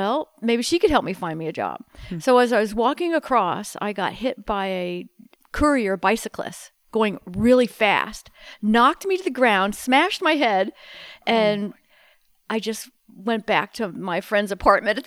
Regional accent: New York City, New York, United States; also born or lived in Grinnell, Iowa; now in San Luis Obispo, United States; I was born in Manhattan

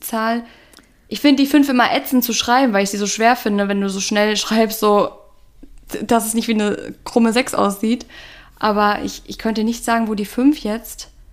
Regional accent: North Rhine-Westphalia, Germany; now in Cologne, Germany; Heimat, also alle in NRW

